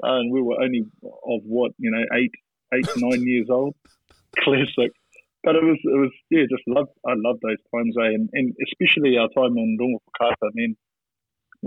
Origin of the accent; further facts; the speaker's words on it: Manutuke, Gisborne, New Zealand; also born or lived in Tūpāroa; now in Hastings, New Zealand; growing up in Manutiki.